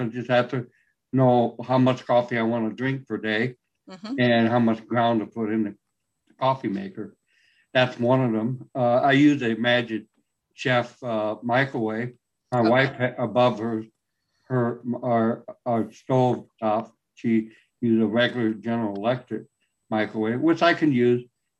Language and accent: English; San Antonio, Texas, United States; now in California, United States; Texas, San Antonio.